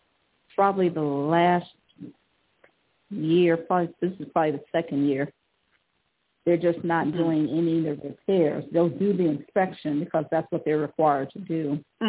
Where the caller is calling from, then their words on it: Cleveland, Ohio, United States; I'm calling from Cleveland.